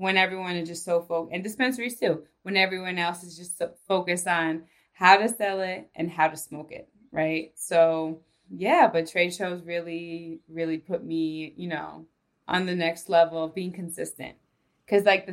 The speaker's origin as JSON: {"language": "English", "region": "New York", "country": "United States", "moved": "as an adult", "lives_now": "Denver, United States", "said": "I'm from New York"}